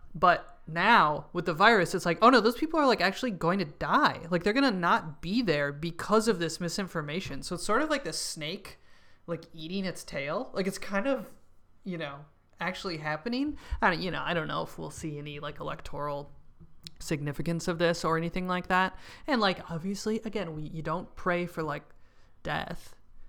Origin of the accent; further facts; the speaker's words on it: New York City, New York, United States; As a New Yorker, I mean, it's particularly traumatic because it's like the virus did, you know, kind of crush New York City for a while.